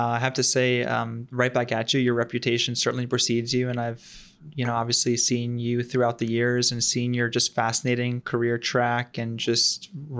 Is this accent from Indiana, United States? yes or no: no; Long Island, New York, United States; also born or lived in Philadelphia; born and raised on the East Coast, so actually grew up on Long Island, and then ended up working and living in right about Philly area for a while.